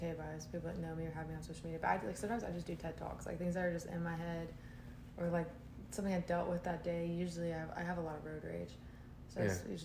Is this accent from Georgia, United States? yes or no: yes; Georgia, United States; also born or lived in Champaign, Illinois; I moved to Georgia when I was 5. I'm originally